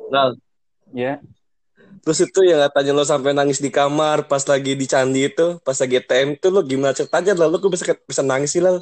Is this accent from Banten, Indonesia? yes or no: yes; Banten, Indonesia; Wis, itu mah rahasia sih, rahasia orang Banten tuh masih jadi kasih tahu sih.